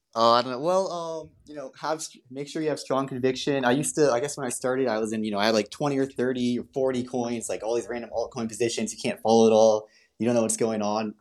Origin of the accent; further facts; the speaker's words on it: United States; I'm American.